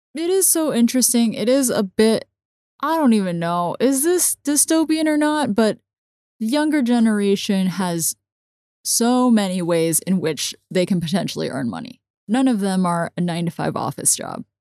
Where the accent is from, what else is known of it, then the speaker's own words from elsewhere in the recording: Hong Kong; I grew up in Hong Kong watching subtitled everything